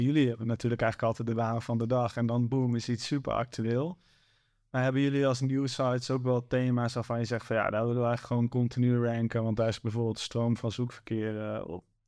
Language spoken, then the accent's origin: Dutch; Zwolle, Overijssel, Netherlands; ik kom zelf uit Zwolle